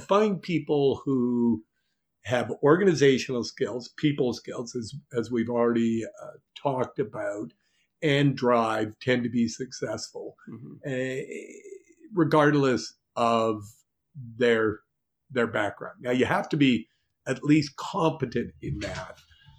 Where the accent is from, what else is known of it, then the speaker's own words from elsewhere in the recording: Montreal, Quebec, Canada; So I'm coming from Montreal, where everybody kisses each other.